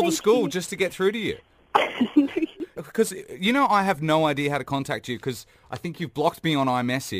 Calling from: Dubai, United Arab Emirates; Yeah, good, thanks. I'm calling from Dubai.

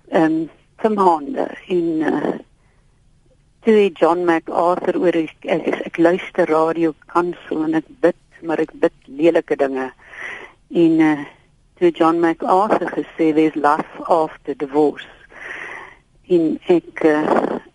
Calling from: Pretoria, Gauteng, South Africa; van Pretoria

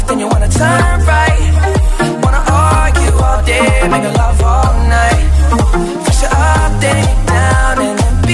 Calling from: Girona, Catalonia, Spain; de Gerona.

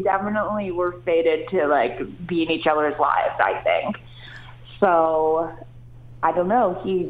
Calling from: Bahamas; I'm actually in the Bahamas right now.

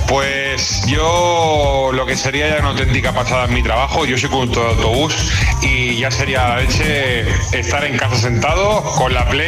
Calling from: The Hague, South Holland, Netherlands; la de Holanda, en La Haya.

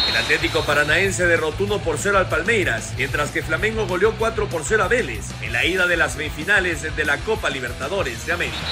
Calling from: Mexico City, Mexico; Soy … de la Ciudad de México.

